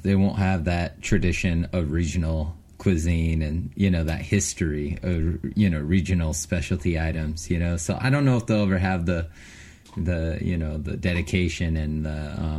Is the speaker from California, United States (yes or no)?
yes; Los Angeles, California, United States; moved away; I'm from Los Angeles, man. You know? I got the I got the Mexican in me, you know?